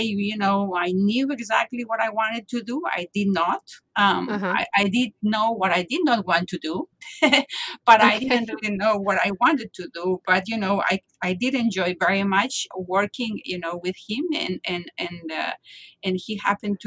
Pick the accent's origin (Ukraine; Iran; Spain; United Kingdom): Spain; Barcelona, Catalonia; moved away as an adult; now in Boston, United States; I am from Barcelona, as I told you, and I never thought I was going to leave my home. Still now, my home is Barcelona, even though I live in Boston now for 27 years